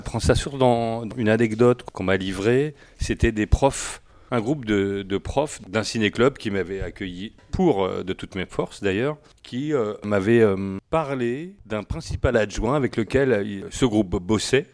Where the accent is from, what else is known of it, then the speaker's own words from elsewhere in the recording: France; Français, oui, français. Je suis né en France, euh, oui, totalement français.